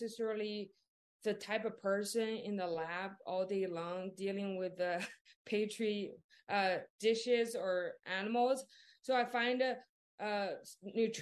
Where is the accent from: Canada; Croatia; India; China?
China; Northeast China; English is a second language; moved away as an adult; also born or lived in Waco, Texas; now in United States; I grew up in China, the northeast side of China. A small town, but a lot of people